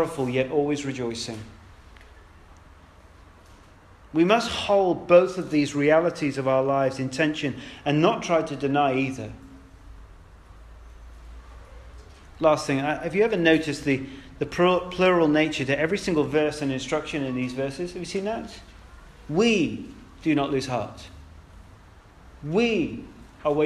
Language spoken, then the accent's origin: English; United Kingdom; we're British